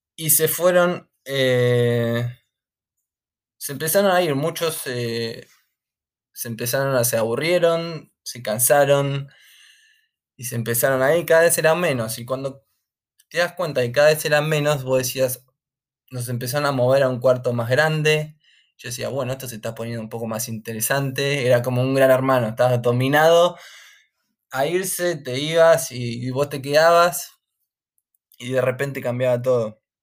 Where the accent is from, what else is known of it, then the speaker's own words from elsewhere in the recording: San Antonio de Padua, Buenos Aires Province, Argentina; moved away as an adult; now in United Kingdom; me crié en Buenos Aires, San Antonio de Padua.